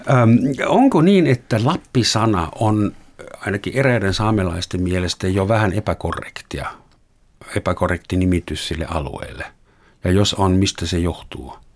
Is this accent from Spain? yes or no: no; Germany; now in Finland; minä olen Saksasta Suomeen muuttunut. Olenko minä etninen?